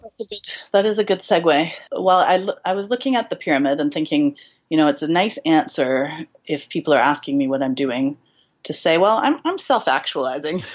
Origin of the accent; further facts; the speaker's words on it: Canada; accent: Canadian; I'm from Canada